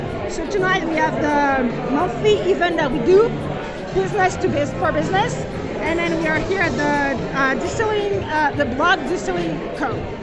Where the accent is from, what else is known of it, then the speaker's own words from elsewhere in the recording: France; moved away as an adult; now in Denver, United States; I grew up in France in a very small winery